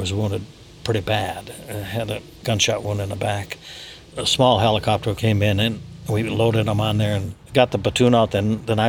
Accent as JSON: {"language": "English", "area": "Upper Peninsula", "region": "Michigan", "country": "United States", "tie": "born or raised there", "said": "I grew up in the Upper Peninsula."}